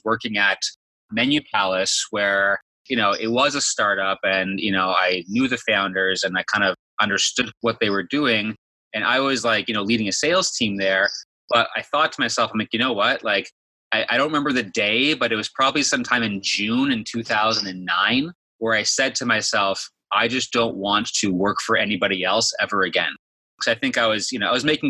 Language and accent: English; Thornhill, Ontario, Canada; I was born and raised in Toronto, Canada, actually a suburb of Toronto, Thornhill.